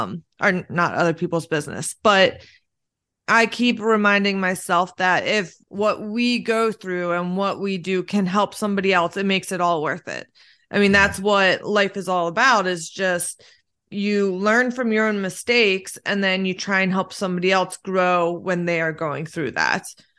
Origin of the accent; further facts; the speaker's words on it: Lancaster, United States; I definitely feel like I grew up in Lancaster, and it's very like, you kind of not keep to yourself